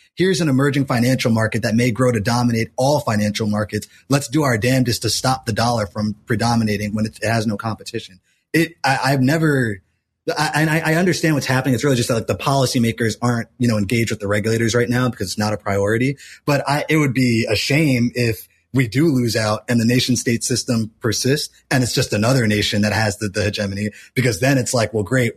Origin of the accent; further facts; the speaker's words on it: United States; as an American